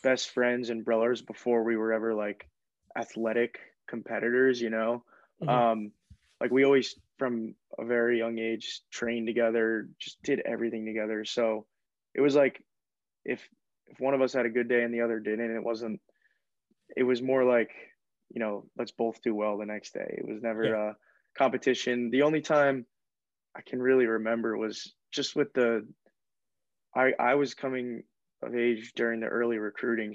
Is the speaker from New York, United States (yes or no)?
yes; Rye, New York, United States; I'm from Rye, New York. Lived there my entire life. Went to Rye High School